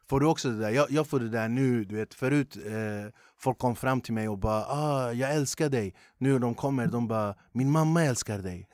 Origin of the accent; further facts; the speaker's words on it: Huddinge, Stockholm County, Sweden; jag är som sagt född och uppvuxen i Flemingsberg